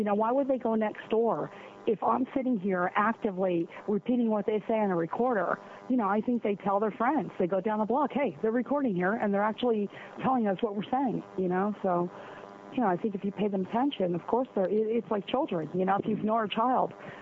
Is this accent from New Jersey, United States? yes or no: yes; New Jersey, United States; now in California, United States; I was raised in New Jersey